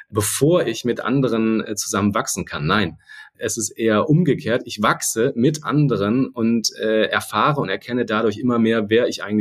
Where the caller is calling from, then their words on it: Hamburg, Germany; Und ich bin aus Hamburg zugeschaltet. Insofern hätte ich mich auch mit einem Moin melden können gerade.